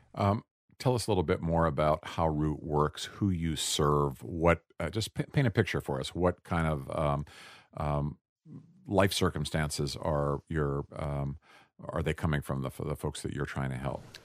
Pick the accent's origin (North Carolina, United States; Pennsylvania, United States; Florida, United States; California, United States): Pennsylvania, United States; Pittsburgh; moved away; I'm from Pittsburgh originally